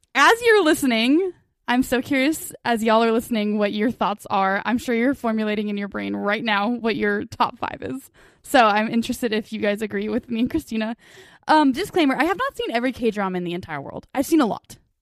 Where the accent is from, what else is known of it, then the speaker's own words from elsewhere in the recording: United States; we're American